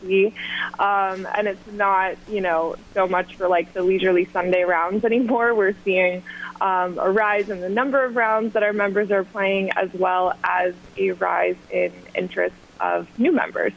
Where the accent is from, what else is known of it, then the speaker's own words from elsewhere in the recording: Augusta, Georgia, United States; moved away as an adult; also born or lived in South Carolina; now in New York City, United States; I grew up in Augusta, Georgia